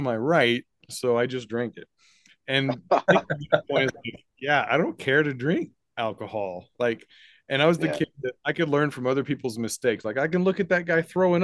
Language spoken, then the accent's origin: English; Mississippi, United States; I grew up in the South, grew up in Mississippi.